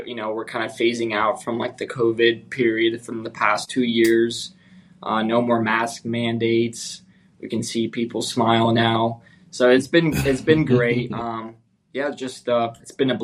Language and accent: English; California, United States; also born or lived in Ukraine / Victorville, California / Sacramento area, California; My family decided to move to the States. So we moved. My dad was an entrepreneur in Ukraine. He owned several businesses. He had a good lifestyle in Ukraine. So we moved. Most of my life was in California